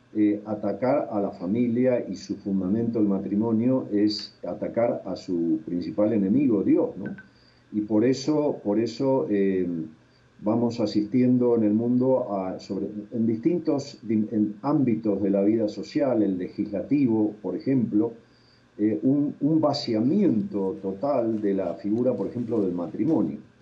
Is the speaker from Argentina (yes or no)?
yes; Argentina; moved away as an adult; now in Bogotá, Colombia; yo soy argentino